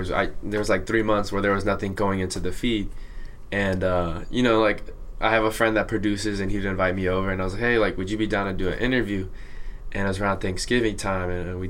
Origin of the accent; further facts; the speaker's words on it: Santa Ana, California, United States; I'm a kid from Santa Ana. Like, I grew up in a house